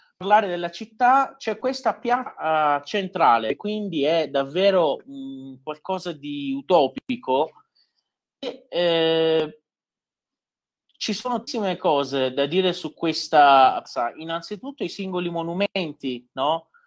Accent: Iran; also born or lived in Isfahan (maternal family); Io da iraniano

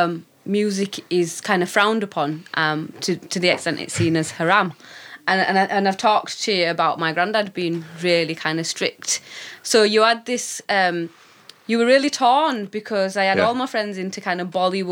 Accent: Dewsbury, Yorkshire and the Humber, United Kingdom; we're from Dewsbury.

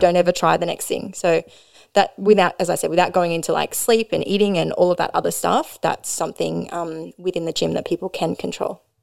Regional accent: Maitland, New South Wales, Australia; now in Newcastle, Australia; I grew up in Maitland, so we didn't have any

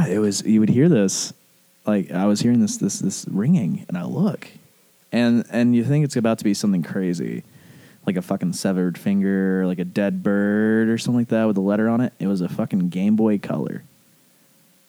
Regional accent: Arab, Alabama, United States; also born or lived in Chelsea, Alabama; I was born in Arab.

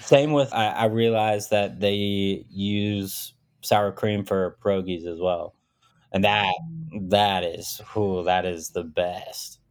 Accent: Arkansas, United States; also born or lived in Smolensk, Russia; born there, came moved to, uh, Arkansas, rural city in Arkansas, really small town, and just kinda, yeah, just grew up and did

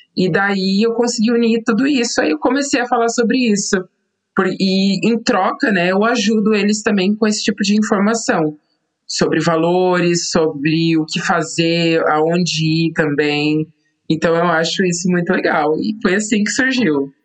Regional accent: São José dos Campos, São Paulo, Brazil; moved away as an adult; also born or lived in Extrema, Minas Gerais; now in United Kingdom; eu sou natural de São José dos Campos, interior de São Paulo

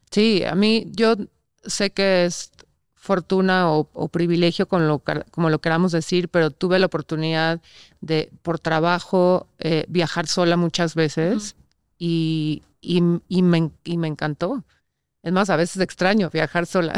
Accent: Mexico; como sociedad mexicana o latina se nos ha enseñado eso

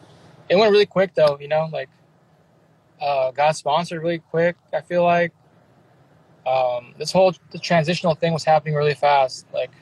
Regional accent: Milpitas, California, United States; also born or lived in San Jose / San Francisco / Japan / Hawaii; I was born in San Jose. I grew up in a little town called Milpitas. It's in between San Jose and San Francisco. So more towards San Jose. But I lived in San Francisco for a long time, too.

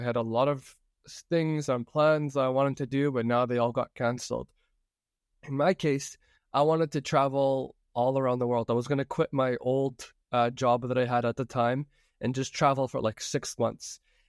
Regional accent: Toronto, Ontario, Canada; I'm from Toronto, and I'd love to hear your story.

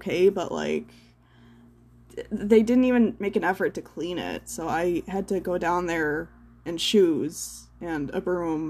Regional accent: United States; I don't pride myself to be an American anymore

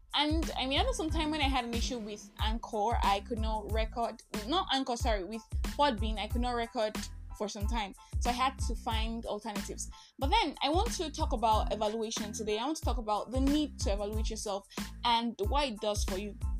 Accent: Nigeria; I am that Nigerian Christian talkaholic

